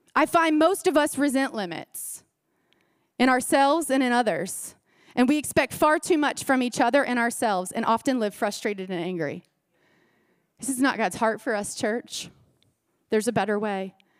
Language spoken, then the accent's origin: English; Florida, United States; I grew up in Florida